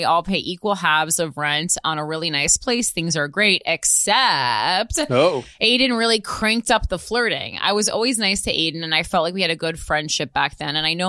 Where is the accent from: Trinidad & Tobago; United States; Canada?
United States; Midwest; I know that's shocking because we're from the Midwest